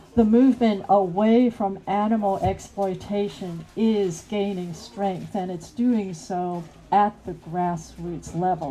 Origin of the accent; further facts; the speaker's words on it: United States; from the United States